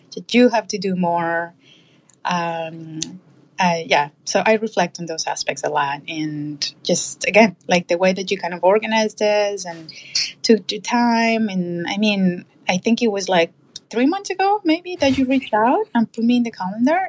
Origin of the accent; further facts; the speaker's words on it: Colombia; moved away; I grew up in in Colombia.